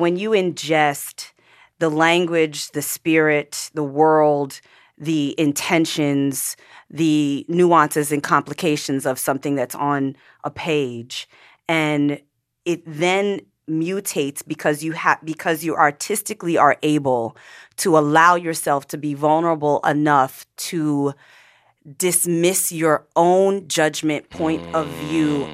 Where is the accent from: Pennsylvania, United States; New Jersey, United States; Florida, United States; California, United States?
Pennsylvania, United States; I grew up in Pennsylvania one of two black families in an all white neighborhood